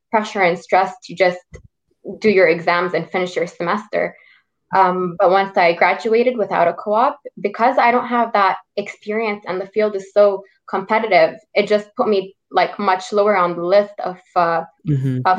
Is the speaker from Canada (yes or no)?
yes; Quebec, Canada; born there; Well, I was born in Quebec, so um, people born in Quebec get like special rate in university.